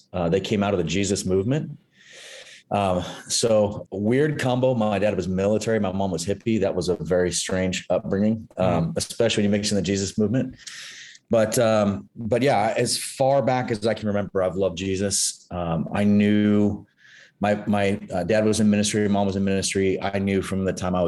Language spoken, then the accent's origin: English; Santa Cruz, California, United States; moved away as an adult; also born or lived in Hawaii / San Diego / Los Angeles; now in Burbank, United States; I grew up in Northern California, Santa Cruz to be specific